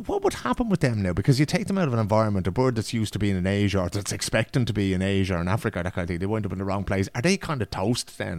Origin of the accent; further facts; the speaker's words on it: Ireland; now in Sweden; when we were young and growing up in Ireland